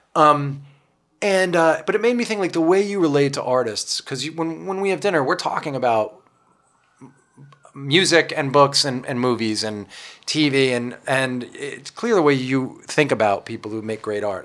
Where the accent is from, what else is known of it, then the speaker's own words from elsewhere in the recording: Long Island, New York, United States; I grew up on Long Island